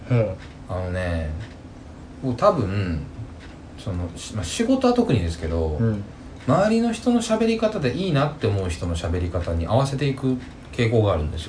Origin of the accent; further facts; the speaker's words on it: Kansai, Japan; accent: Kansai-ben; 結構俺関西弁で喋ってたから